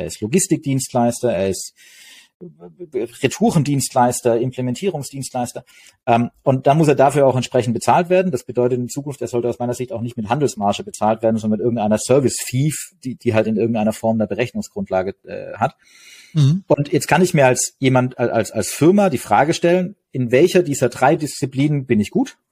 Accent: Stuttgart, Baden-Württemberg, Germany; ich komme aus Stuttgart

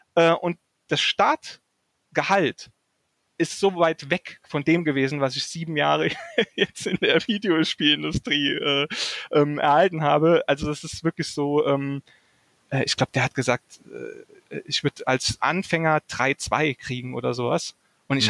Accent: Saarland, Germany; now in Wiesbaden, Germany; ich komme ursprünglich aus dem Saarland. Das war mhm. äh, in, in Burbach

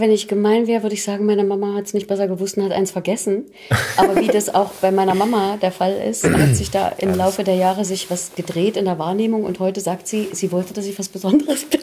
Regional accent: Thuringia, Germany; accent: Thuringian; moved away

